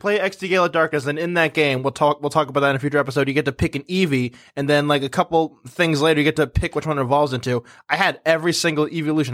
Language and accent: English; Massachusetts, United States; we're from, you know, Massachusetts, like, we're from New England